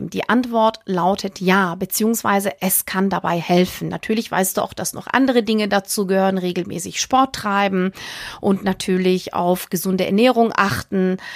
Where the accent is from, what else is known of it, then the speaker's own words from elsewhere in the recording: Northern Germany, Germany; So ganz trocken als Norddeutscher.